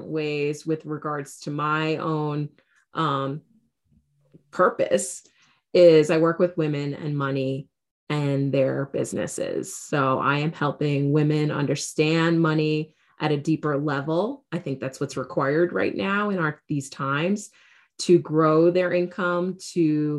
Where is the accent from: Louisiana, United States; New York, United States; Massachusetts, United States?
New York, United States; New York City; I grew up in New York City, was groomed to go to business school